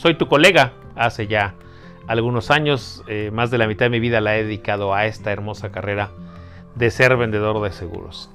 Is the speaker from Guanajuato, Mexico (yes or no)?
no; Mexico City, Mexico; yo nací, crecí en Iztapalapa